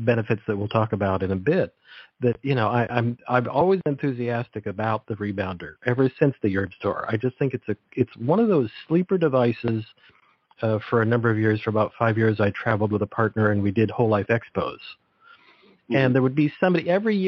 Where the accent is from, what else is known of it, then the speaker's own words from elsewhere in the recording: Monterey Peninsula, California, United States; I grew up on the Monterey Peninsula